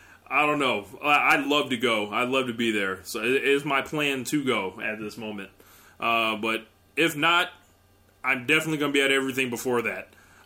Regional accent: Springfield, Massachusetts, United States; I'm from Springfield, Massachusetts, for those that don't know.

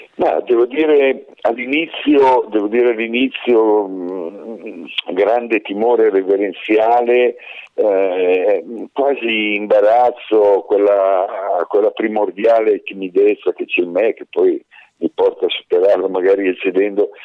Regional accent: Italy; io sono nato in un, eh, paesino di montagna, abbastanza alta montagna, su, sul Crinale della Pennino

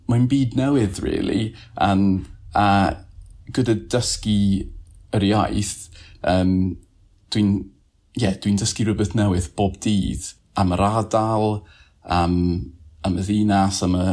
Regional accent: Peterborough, East of England, United Kingdom; Welsh is a second language; moved away as an adult; now in Cardiff, United Kingdom; boi o Lloegr, dwi'n dod o Peterborough. Des i Cydydd yn 2012, felly nawr dwi'n teimlo fel onori Cymro.

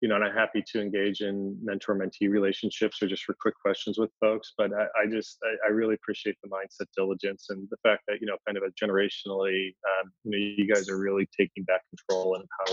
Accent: Philadelphia, Pennsylvania, United States; I'm from Philadelphia

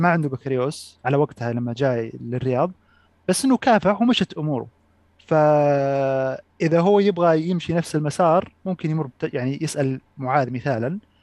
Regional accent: Saudi Arabia; عندنا في السعوديه

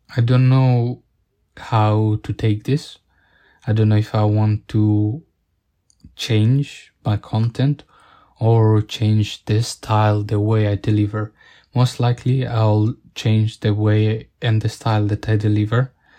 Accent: Italy; growing up in Italian, Italian countryside

